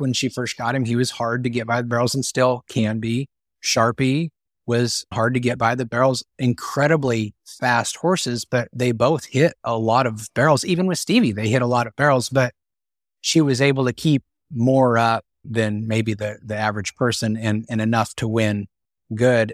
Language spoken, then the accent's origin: English; Northeast Colorado, United States; I grew up in Northeast Colorado